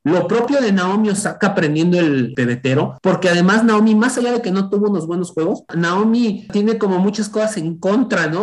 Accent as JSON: {"language": "Spanish", "country": "Mexico", "said": "como mexicanos"}